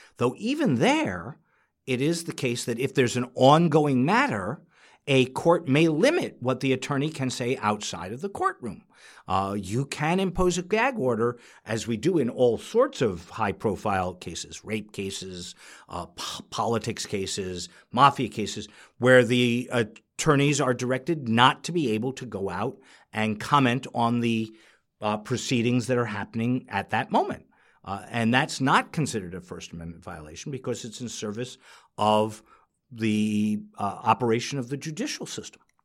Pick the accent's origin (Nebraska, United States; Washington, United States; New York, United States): New York, United States; I'm a New Yorker